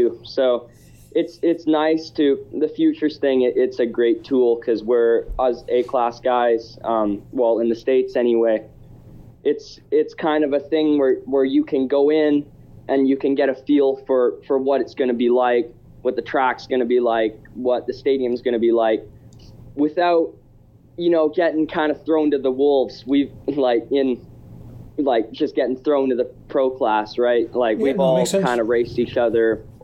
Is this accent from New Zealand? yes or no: no; Canada; me being a Canadian pro already